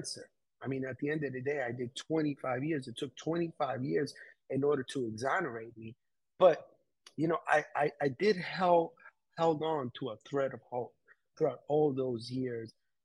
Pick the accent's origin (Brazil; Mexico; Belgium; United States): United States; New York City, New York; being raised in New York City. I had a few encounters where growing up in Queens